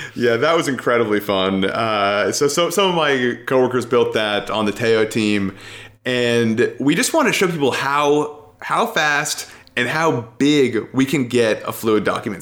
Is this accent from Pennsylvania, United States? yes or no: no; New York City, New York, United States; moved away as an adult; also born or lived in Connecticut; now in Seattle, United States; I grew up in New York City